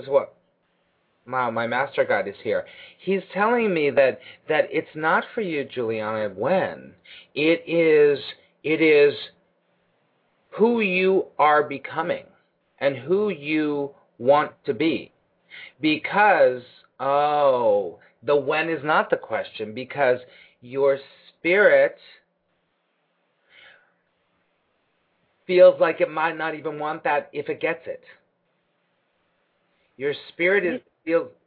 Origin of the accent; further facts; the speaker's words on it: Los Angeles, California, United States; moved away as an adult; now in New York, United States; my hometown